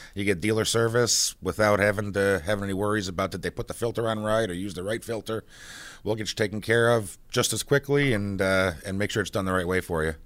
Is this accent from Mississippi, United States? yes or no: no; Buffalo, New York, United States; I grew up in Buffalo.